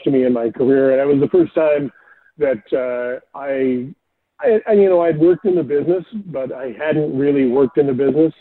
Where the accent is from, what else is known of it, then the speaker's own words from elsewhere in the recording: Fort St. John, British Columbia, Canada; moved away as an adult; also born or lived in Brandon, Manitoba / Vancouver; I grew up in Fort St. John